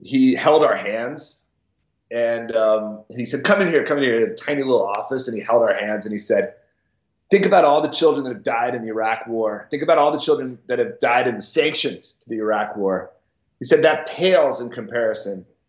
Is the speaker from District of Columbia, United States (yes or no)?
yes; Washington, District of Columbia, United States; I grew up in Washington, D.C.